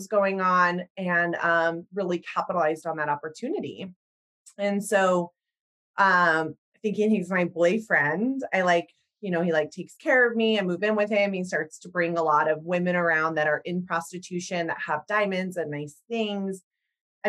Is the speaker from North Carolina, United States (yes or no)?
no; Salt Lake City, Utah, United States; also born or lived in Houston; now in Missoula, United States; I'm from Salt Lake City, Utah, and I wasn't of the predominant faith there